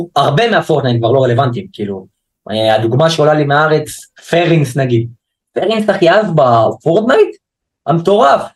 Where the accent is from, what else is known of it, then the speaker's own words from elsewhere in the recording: Haifa, Haifa District, Israel; אני מחיפה